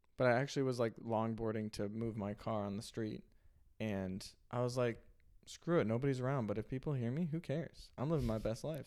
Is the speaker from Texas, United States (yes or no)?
no; Illinois, United States; I grew up in Illinois